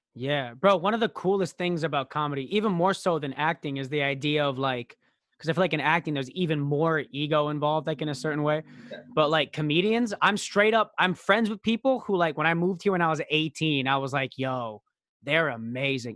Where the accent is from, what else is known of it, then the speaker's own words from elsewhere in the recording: Royal Oak, Michigan, United States; I was born outside of Royal Oak, Michigan